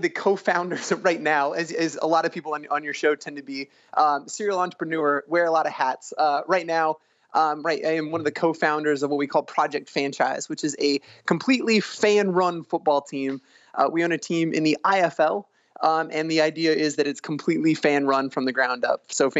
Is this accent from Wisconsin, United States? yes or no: no; Tucson, Arizona, United States; I grew up in Tucson, Arizona